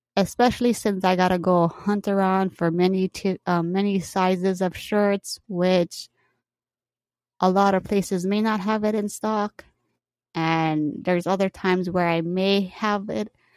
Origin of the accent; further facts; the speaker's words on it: Hawaii, United States; also born or lived in California; Hawaii, I grew up here